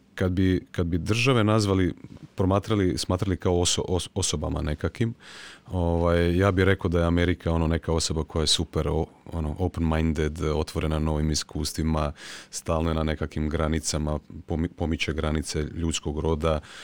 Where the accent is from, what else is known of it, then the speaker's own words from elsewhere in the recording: Croatia; kod nas u Hrvatskoj